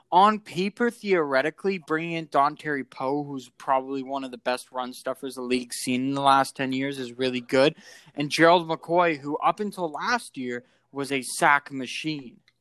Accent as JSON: {"language": "English", "country": "Canada", "said": "being a Canadian"}